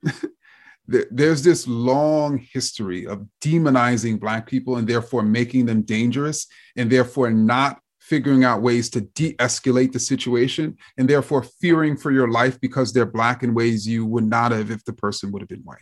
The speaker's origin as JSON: {"language": "English", "town": "New York City", "region": "New York", "country": "United States", "tie": "born or raised there", "said": "I grew up in Jamaica, Queens, and so I came up on Queens hip hop in particular."}